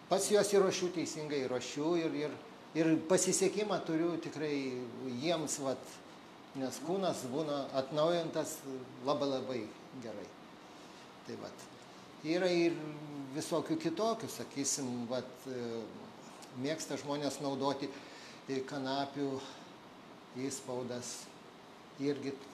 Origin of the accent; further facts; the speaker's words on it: Lithuania; mes, lietuviai, turim unikalų dalyką